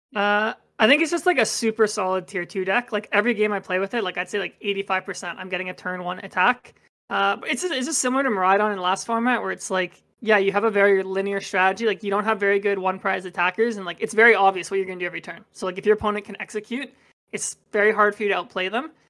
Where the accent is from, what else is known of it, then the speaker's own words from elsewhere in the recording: Toronto, Ontario, Canada; I'm from Toronto